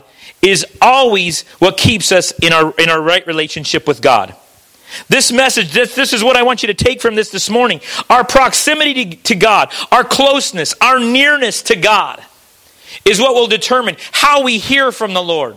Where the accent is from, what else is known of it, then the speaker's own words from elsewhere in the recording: United States; moved away; also born or lived in Missouri / Kentucky; I was raised back in Missouri and Kentucky in that area, and we float the river back there